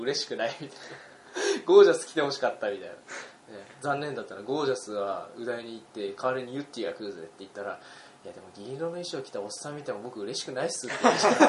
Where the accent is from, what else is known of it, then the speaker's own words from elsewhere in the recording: Utsunomiya, Tochigi, Japan; 宇都宮市民